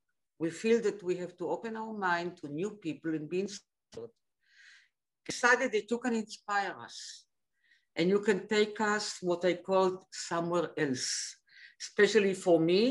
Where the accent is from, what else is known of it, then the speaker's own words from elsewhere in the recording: Tel Aviv, Tel Aviv District, Israel; we are from Dizengoff Street, both of us